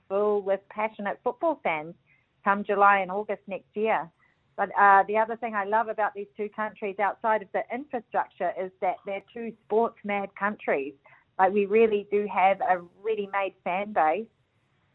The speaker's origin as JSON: {"language": "English", "country": "New Zealand", "said": "being a Kiwi"}